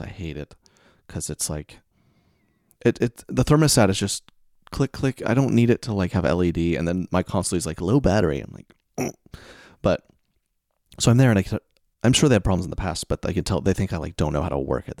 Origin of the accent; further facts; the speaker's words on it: the South, United States; I'm from the South